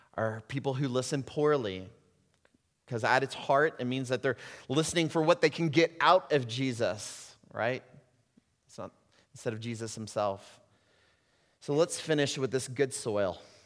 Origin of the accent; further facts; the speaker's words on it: United States; moved away; also born or lived in Puerto Rico; As American Christians